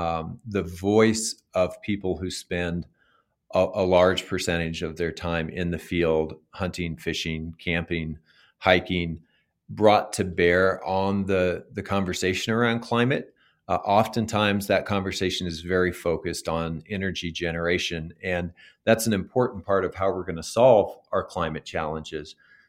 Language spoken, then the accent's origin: English; New Mexico, United States; And when you go out in a state like Montana or Idaho or Colorado or my home state of New Mexico